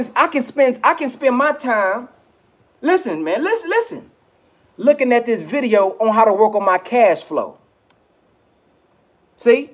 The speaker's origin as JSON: {"language": "English", "region": "the South", "country": "United States", "said": "I'm from the South, so I say filth"}